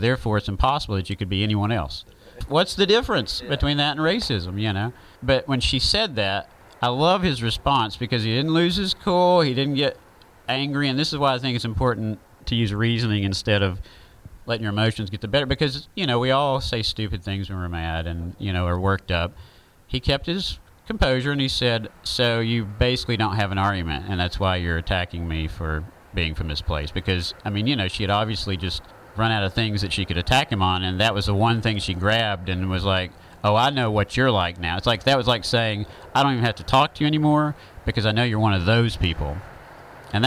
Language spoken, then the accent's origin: English; the South, Southern United States, United States; accent: southern